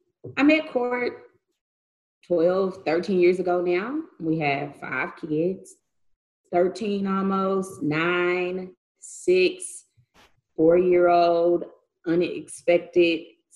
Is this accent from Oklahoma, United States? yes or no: yes; Oklahoma City, Oklahoma, United States; also born or lived in Edmond, Oklahoma / Deer Creek, Oklahoma; I'm from Oklahoma, born, bred. I've been East Side. I graduated from Douglas. I went to Northeast. So I'm like, for real. Inner city, East Side, born and bred.